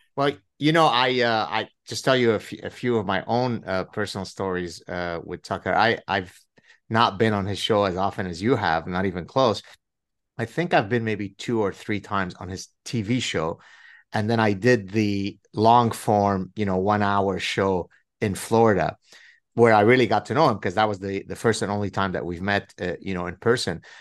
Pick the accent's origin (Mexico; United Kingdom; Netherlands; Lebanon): Lebanon; moved away; We were inseparable growing up in Lebanon